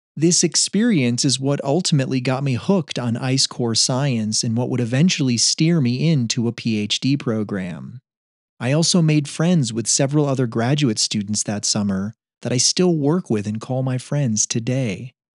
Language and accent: English; upstate New York, United States; moved away; back in my hometown in upstate New York